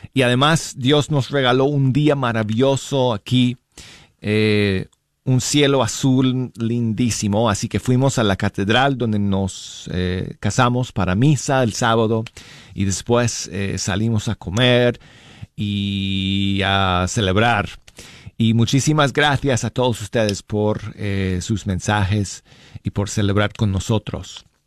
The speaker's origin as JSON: {"language": "Spanish", "town": "Denver", "region": "Colorado", "country": "United States", "tie": "born or raised there", "moved": "yes", "said": "desde mi tierra natal de Colorado y mi ciudad de Denver"}